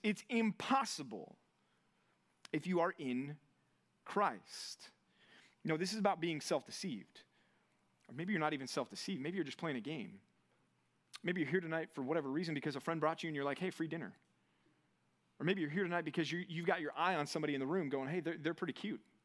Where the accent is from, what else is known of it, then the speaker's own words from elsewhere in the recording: Texas, United States; now in California, United States; as a Texan